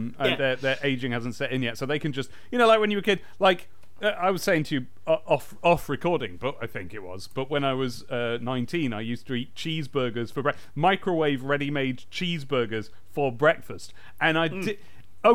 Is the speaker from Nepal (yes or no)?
no; Southend-on-Sea, East of England, United Kingdom; Hey, I'm from Southend-on-Sea. I resent that. That's a stereotype.